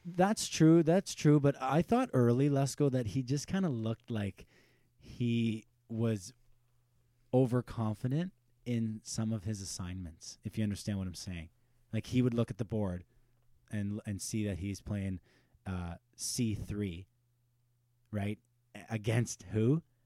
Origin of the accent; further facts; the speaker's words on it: Pembroke, Ontario, Canada; we're from Pembroke